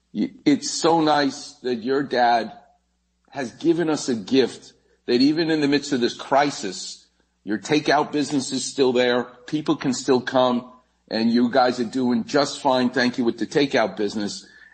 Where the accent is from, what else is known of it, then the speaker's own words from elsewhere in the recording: New York, United States; growing up in New York, all I had was Fritos corn chips.